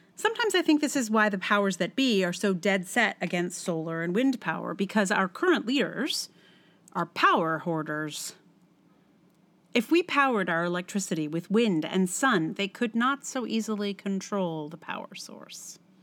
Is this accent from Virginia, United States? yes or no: yes; Charlottesville, Virginia, United States; my hometown of Charlottesville